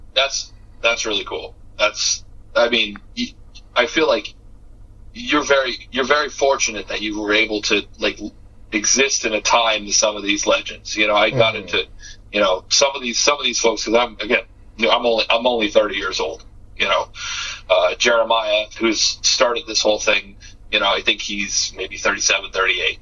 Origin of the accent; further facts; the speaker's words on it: Massachusetts, United States; I'm from Massachusetts